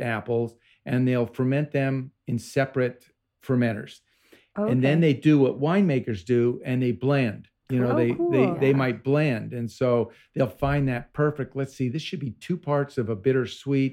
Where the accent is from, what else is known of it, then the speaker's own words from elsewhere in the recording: Vermont, United States; I grew up in Vermont